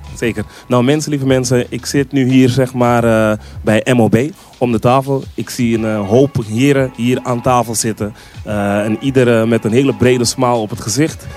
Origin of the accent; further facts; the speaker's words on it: Amsterdam, North Holland, Netherlands; Ik ben iemand die, zeg maar, eh, in, eh, Zuidoost is opgegroeid. Ik kom uit de Belmer